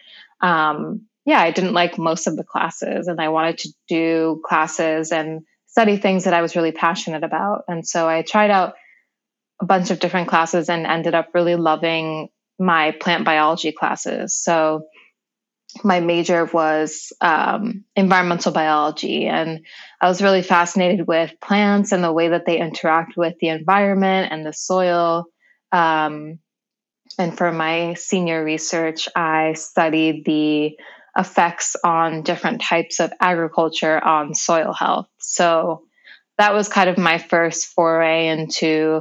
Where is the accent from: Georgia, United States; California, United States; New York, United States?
New York, United States; also born or lived in Seattle, Washington; I was raised in New York